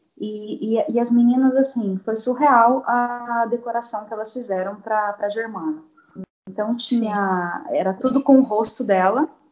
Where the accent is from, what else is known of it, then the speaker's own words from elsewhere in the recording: Assis, São Paulo, Brazil; sou de Assis, interior de São Paulo